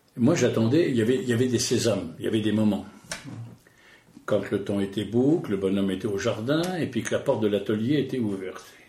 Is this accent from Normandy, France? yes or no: yes; Normandy, France; Chez nous, en Normandie